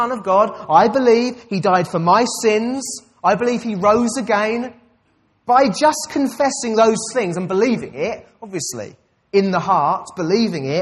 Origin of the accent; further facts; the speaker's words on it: United Kingdom; I'm a British citizen. That's my identity.